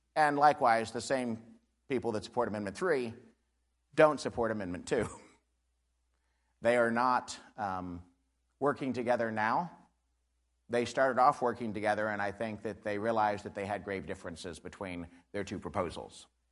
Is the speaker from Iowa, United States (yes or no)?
no; Missouri, United States; I'm from Barton County